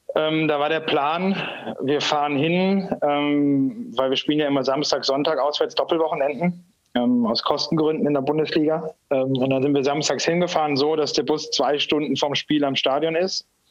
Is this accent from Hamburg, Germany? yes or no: no; Essen, North Rhine-Westphalia, Germany; moved away as an adult; now in Ingolstadt, Germany; man hört es ja sicherlich, dass ich kein, kein Bayer bin. Ähm, ich bin gebürtiger Essener, ähm, habe da mit drei Jahren mit dem Eishockeyspielen angefangen, war da im Nachwuchs